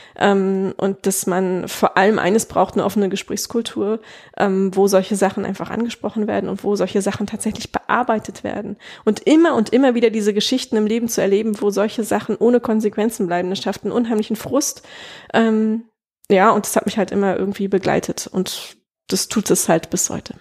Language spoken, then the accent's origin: German; East Germany, Germany; moved away as an adult; also born or lived in Prague, Czech Republic / Upper Franconia, Bavaria; now in Bavaria, Germany; bei uns im Osten